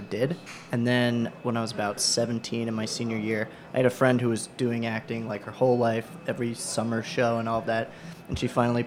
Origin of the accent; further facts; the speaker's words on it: Port Washington, New York, United States; also born or lived in Syracuse; I'm from Port Washington in Nassau County.